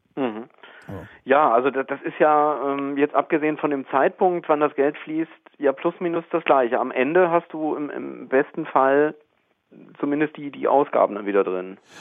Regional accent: Arnsberg, North Rhine-Westphalia, Germany; accent: Sauerland; now in Wiesbaden, Germany; ich falle jetzt in so einen sauerländischen Akzent rein

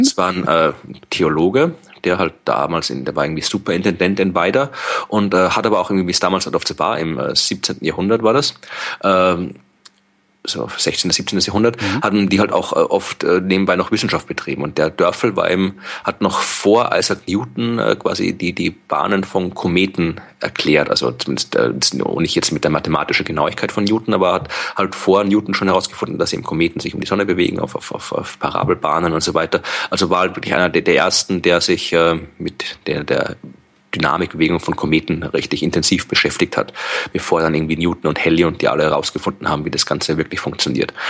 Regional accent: Wachau, Lower Austria, Austria; Also das ist die Gegend, wo ich herkomme aus Österreich und wo ich jetzt momentan auch gerade bin und wo meine Eltern wohnen

